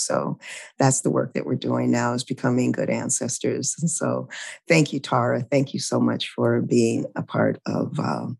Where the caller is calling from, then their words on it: Louisiana, United States; I'm calling in from Louisiana, which is my new home, and it's the unceded territory of the Choctaw people.